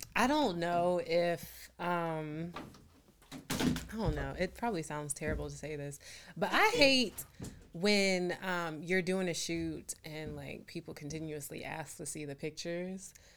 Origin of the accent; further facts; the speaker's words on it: Raleigh, North Carolina, United States; I'm from Raleigh, North Carolina